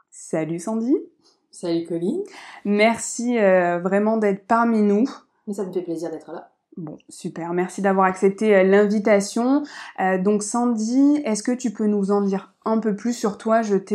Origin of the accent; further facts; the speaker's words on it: Marseille, Provence-Alpes-Côte d'Azur, France; accent: marseillais; moved away as an adult; now in Montreal, Canada; je viens de Marseille, comme toi.